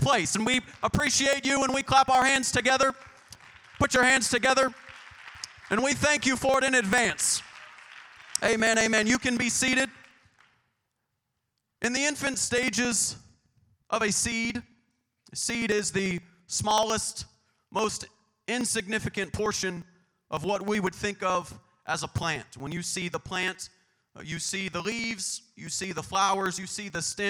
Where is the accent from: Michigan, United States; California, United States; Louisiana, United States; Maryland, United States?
California, United States; Bakersfield; You may be able to take me out of Bakersfield, but you'll never take Bakersfield and GBFPC out of me.